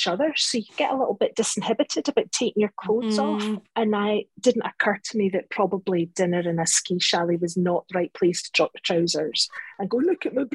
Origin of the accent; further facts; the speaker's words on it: Scotland, United Kingdom; I'm Scottish